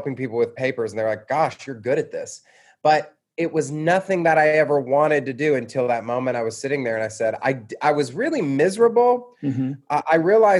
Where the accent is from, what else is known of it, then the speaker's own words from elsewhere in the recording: Atlanta, Georgia, United States; also born or lived in Louisville, Kentucky / Mississippi; I grew up in Georgia, in suburban Atlanta